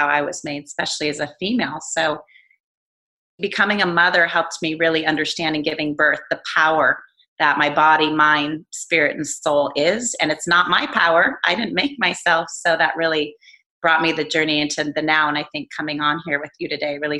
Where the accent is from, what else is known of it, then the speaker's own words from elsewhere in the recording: Fair Oaks, California, United States; also born or lived in Europe; I grew up in Fair Oaks outside Sacramento